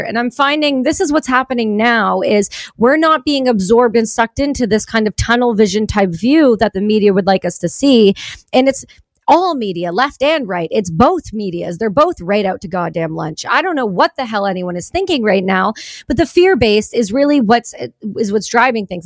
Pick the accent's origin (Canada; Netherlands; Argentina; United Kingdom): Canada; I'm a Canadian